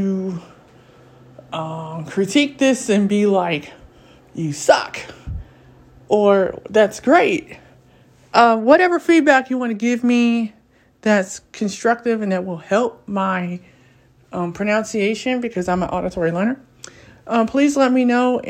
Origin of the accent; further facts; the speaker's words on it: United States; I am from the U.S., and I'm an American